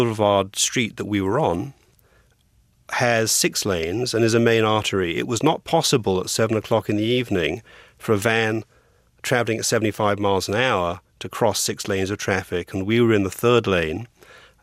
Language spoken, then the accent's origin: English; England, United Kingdom; moved away as an adult; also born or lived in Los Angeles; now in United States; I came to America, from England, for my accent, with a law degree from Cambridge University in England